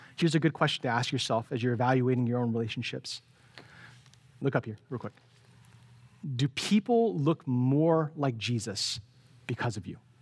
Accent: San Francisco, California, United States; growing up in San Francisco

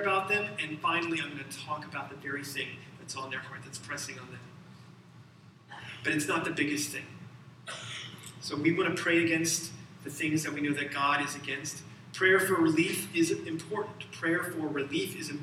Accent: Alabama, United States; I'm from Alabama

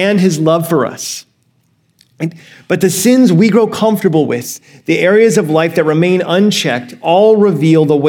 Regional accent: Alabama, United States; now in California, United States; I grew up in Alabama for most of my life and before I moved to California

